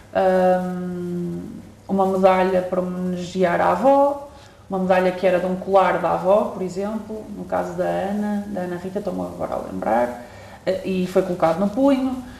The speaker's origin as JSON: {"language": "Portuguese", "area": "Northern Zone", "region": "Norte", "country": "Portugal", "said": "sou de, da Zona Norte"}